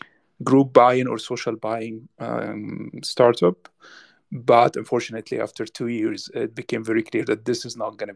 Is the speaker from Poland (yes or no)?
no; Damanhour, Beheira, Egypt; I'm from Egypt, like you mentioned before, specifically from a place called Damanhour in the northern part of Egypt.